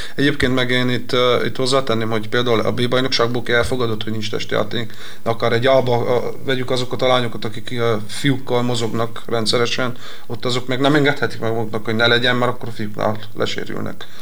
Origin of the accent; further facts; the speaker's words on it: Miercurea Ciuc, Harghita County, Romania; moved away as an adult; now in Veszprém, Hungary; Én a Csíkszaradába nevelkedtem